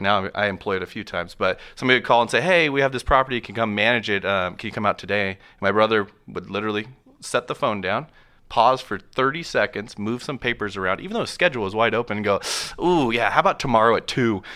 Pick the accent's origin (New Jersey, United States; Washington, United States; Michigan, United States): Washington, United States; Moses Lake; I grew up in Moses Lake, Washington